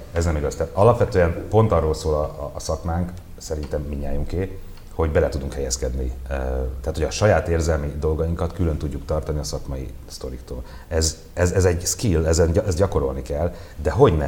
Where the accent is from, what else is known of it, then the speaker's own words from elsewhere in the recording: Budapest, Hungary; 11. kerület, Örmezőn, négy emeletes panelban, második emeletén nőttem föl.